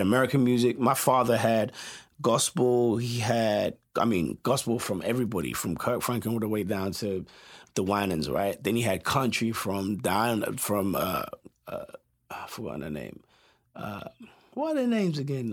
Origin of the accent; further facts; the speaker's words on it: London, United Kingdom; moved away as an adult; also born or lived in Westminster / Peckham / New Cross / Tottenham; now in Los Angeles, United States; I was born in, we, at Westminster, right? And then I grew up in, uh, a place called Brockley